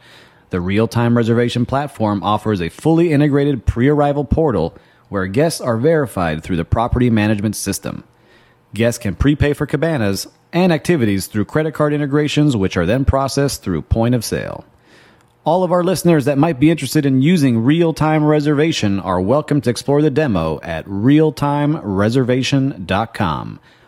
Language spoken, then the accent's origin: English; Miami, Florida, United States; You know, they know I'm from Miami, but you didn't grow up in a Latin American country.